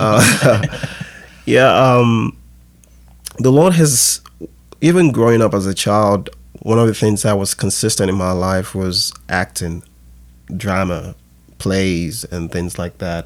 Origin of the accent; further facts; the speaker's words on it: Nigeria; also born or lived in England; I was born in West Africa, Nigeria, and, um, I moved to England when I was younger, when I was, like, five years old, and, um, spent a couple of years there. Then when I got back to Nigeria